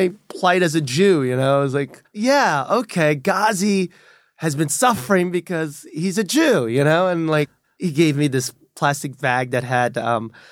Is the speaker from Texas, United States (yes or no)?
no; New York City, New York, United States; accent: Brooklyn; I'm definitely from Brooklyn.